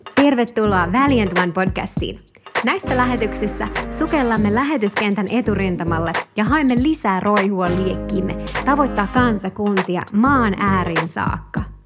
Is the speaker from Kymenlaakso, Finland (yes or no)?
no; Espoo, Uusimaa, Finland; mä olen syntynyt Despossa Jorvin sairaalassa